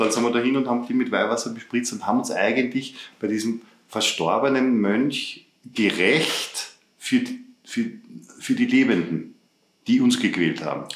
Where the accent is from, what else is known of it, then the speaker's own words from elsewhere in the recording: Upper Austria, Austria; also born or lived in Vienna; ich in Oberösterreich aufgewachsen bin